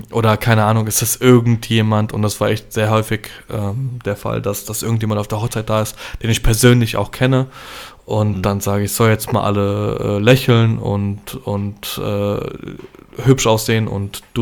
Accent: Poland; ich schwinge da die Polenkeule. Ich sage zum einen, alle Handtaschen bitte zu mir, ich bin Pole.

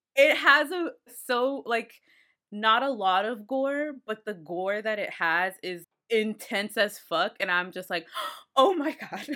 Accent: Austin, Texas, United States; I'm from Austin

